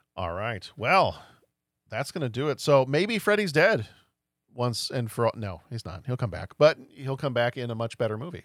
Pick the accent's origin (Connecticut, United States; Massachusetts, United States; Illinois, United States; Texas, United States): Texas, United States; I grew up in Texas